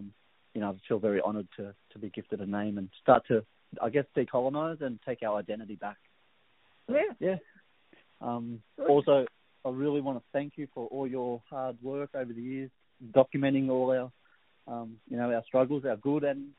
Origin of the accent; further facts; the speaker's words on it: Gunnedah, New South Wales, Australia; Yeah, I'm from Birrajak land of the Gumaroi Nation, you know, and I'm very proud. Where's that? Gunnedah.